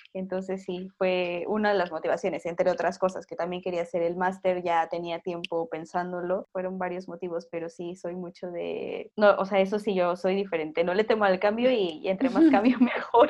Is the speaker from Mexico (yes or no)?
yes; Mexico; moved away as an adult; also born or lived in Peru; now in Spain; soy mexicana, estoy en mi tierra, ¿sabes? En mi país, con mi gente